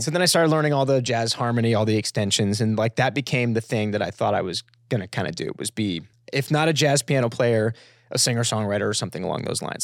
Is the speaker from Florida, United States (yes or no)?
yes; Florida, United States; I grew up in Florida